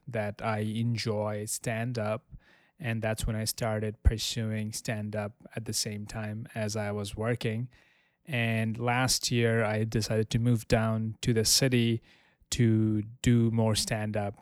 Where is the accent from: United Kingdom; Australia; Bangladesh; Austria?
Bangladesh; Dhaka, Dhaka Division; moved away as an adult; also born or lived in Amherst, Massachusetts / Albany, New York; now in New York City, United States; I was born in Dhaka. I moved to the United States in 2012 for college.